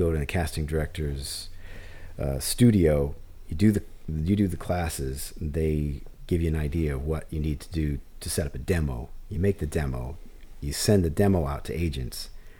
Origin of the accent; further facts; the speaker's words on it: Michigan, United States; now in Burbank, United States; I'm from Michigan.